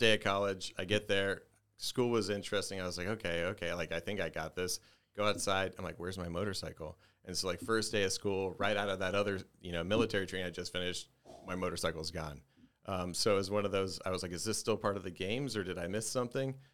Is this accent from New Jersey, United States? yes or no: no; Dallas, Texas, United States; I was born and raised in Dallas, Texas, just, just north of Dallas, Texas